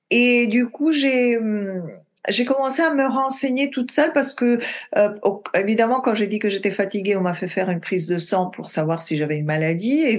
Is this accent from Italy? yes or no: yes; Italy; now in France; euh, je suis italienne d'origine. J'ai vécu dans beaucoup de pays